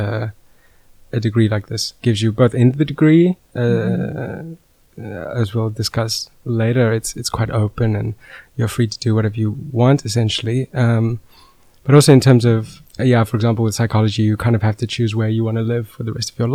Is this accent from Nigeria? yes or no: no; South Africa; moved away as an adult; now in Netherlands; I am originally from South Africa